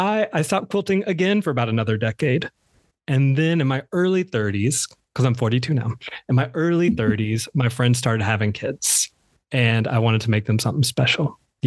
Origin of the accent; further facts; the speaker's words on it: the South, United States; I am from the South. I am my mother's oldest son, her number one